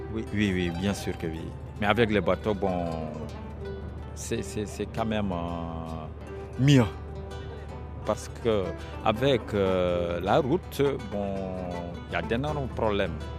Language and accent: French; Casamance, Senegal; je suis euh, de la Casamance